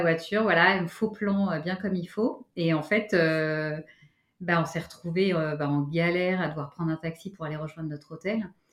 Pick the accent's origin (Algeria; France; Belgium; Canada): France; Paris, Île-de-France